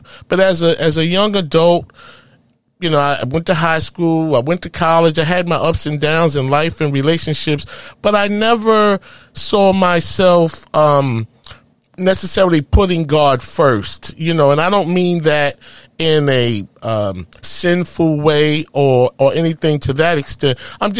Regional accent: New York City, New York, United States; In Harlem, USA.

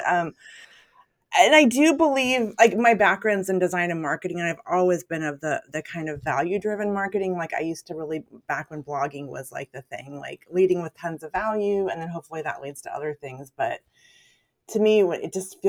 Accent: California, United States; moved away as an adult; also born or lived in Portland; I grew up in California

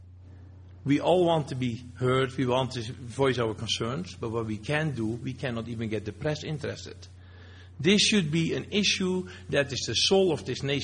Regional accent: Netherlands; now in Alberta, Canada; I have dual citizen. I'm Canadian. I'm still Dutch. I came to this country

